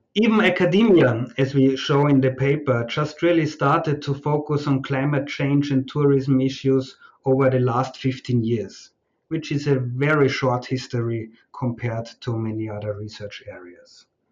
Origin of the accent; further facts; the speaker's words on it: Austria; moved away as an adult; also born or lived in Fiji; now in Malaysia; arrive in uh, Austria, in my home country